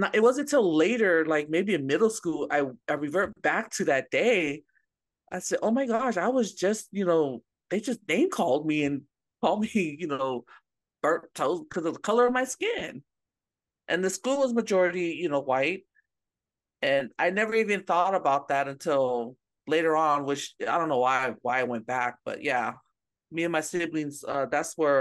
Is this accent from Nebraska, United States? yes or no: no; Bay Area, California, United States; growing up in the Bay Area